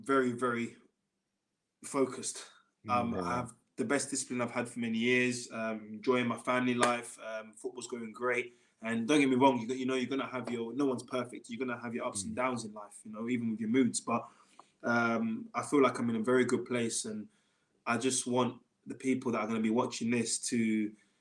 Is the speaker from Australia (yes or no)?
no; England, United Kingdom; being an English boy and always playing in England